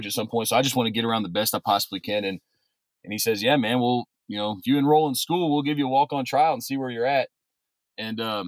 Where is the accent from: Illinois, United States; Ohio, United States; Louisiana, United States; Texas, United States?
Louisiana, United States; Baton Rouge; I'm from Baton Rouge, Louisiana, originally. I went to Redemptorist High School